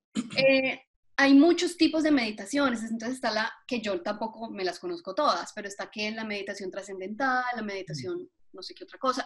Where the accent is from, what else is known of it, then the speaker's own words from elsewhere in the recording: Colombia; now in Atlanta, United States; yo soy colombiana, em, ya llevo aquí más años de los que viví en Colombia